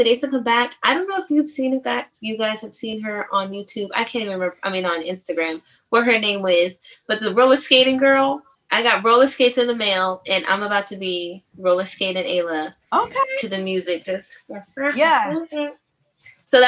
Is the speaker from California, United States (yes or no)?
yes; San Diego, California, United States; now in Atlanta, United States; I'm from San Diego, and then I live in Atlanta now, and I've moved here in like 2007